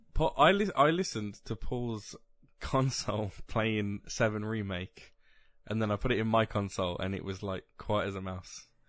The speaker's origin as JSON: {"language": "English", "region": "West Midlands", "country": "United Kingdom", "said": "we're literally in the part of the country that if you went to Manchester, they would call us Southerners"}